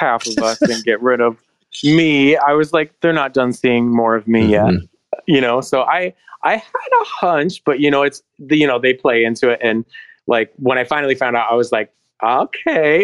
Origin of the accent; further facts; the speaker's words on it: Michigan, United States; I'm from Michigan.